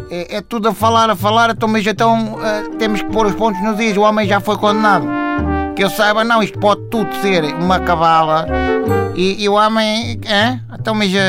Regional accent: Lamego, Viseu, Portugal; 58 anos, sou de Lamego uh

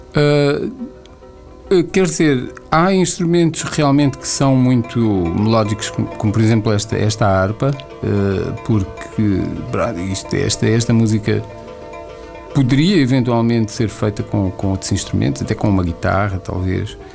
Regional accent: Angola; moved away; also born or lived in Portugal; angolano porque nasci em Angola e vivi em Angola

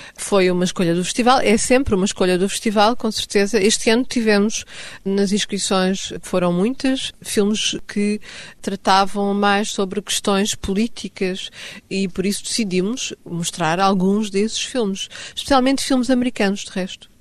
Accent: Stockholm, Stockholm County, Sweden; first language Swedish; Portuguese is a second language; now in Lisbon, Portugal; Nasci em Estocolmo

